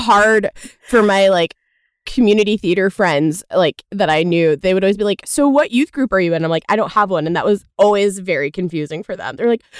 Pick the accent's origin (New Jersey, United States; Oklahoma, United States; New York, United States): Oklahoma, United States; I grew up in the Bible Belt in Oklahoma, and my dad was an atheist Jew and my mom was a lapsed Catholic.